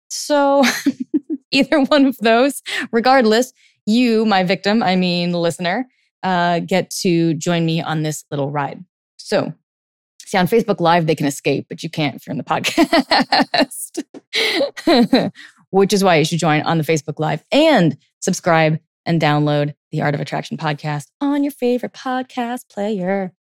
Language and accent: English; California, United States; now in East Coast, United States; I grew up in, like, California in the eighties